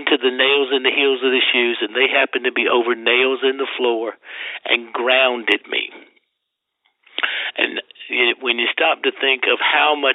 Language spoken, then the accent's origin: English; Deep South, United States; now in Las Vegas, United States; I grew up in the Deep South, you know, and everybody goes to hell where I came from.